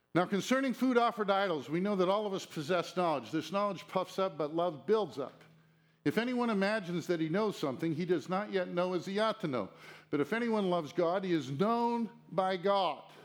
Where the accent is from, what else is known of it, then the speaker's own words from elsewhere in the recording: United States; as an American citizen